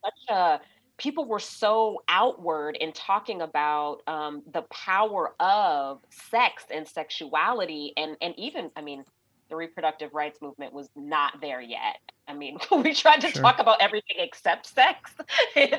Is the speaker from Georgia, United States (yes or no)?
yes; Georgia, United States; my home state of Georgia